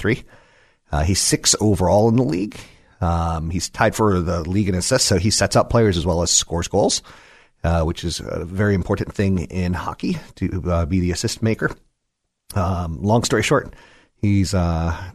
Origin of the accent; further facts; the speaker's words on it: Washington, District of Columbia, United States; I grew up in Washington, D.C.